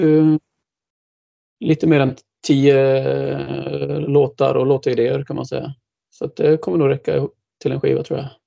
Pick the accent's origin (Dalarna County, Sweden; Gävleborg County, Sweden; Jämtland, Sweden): Dalarna County, Sweden; moved away as an adult; also born or lived in Gothenburg; now in Linköping, Sweden; jag är ju ursprungligen dalmas